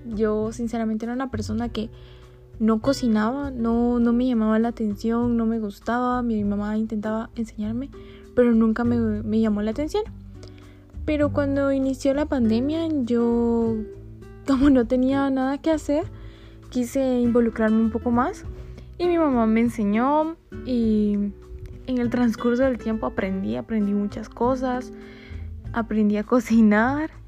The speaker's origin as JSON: {"language": "Spanish", "town": "Coatepeque", "region": "Quetzaltenango", "country": "Guatemala", "tie": "born or raised there", "moved": "yes", "lives_now": "Quetzaltenango, Guatemala", "said": "soy originaria de Coatepeque, pero actualmente vivo en Quetzaltenango"}